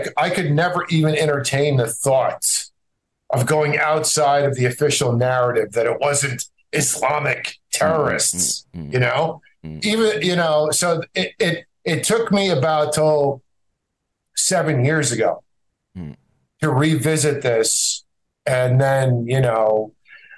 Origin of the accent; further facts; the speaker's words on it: New Jersey, United States; also born or lived in Egypt; And I grew up in North Jersey in the shadow of the George Washington Bridge outside of New York City